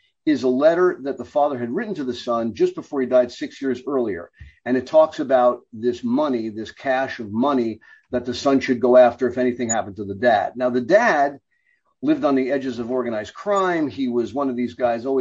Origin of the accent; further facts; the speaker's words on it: New York City, New York, United States; I grew up in the Bronx.